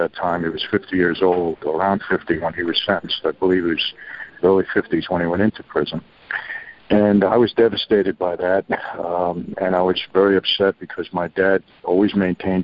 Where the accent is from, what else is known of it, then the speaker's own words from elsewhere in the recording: New York City, New York, United States; also born or lived in Long Island, New York; I was born and raised in New York, first Brooklyn, then moved out to Long Island